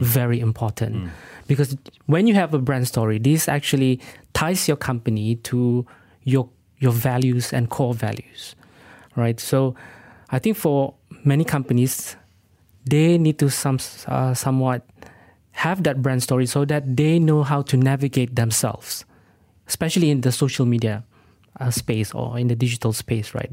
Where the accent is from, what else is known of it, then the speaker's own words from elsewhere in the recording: Sabah, Malaysia; I'm actually from Sabah